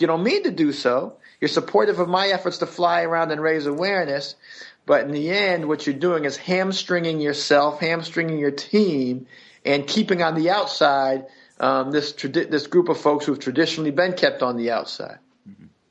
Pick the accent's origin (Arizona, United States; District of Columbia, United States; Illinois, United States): District of Columbia, United States; Washington; I grew up in Washington D.C. area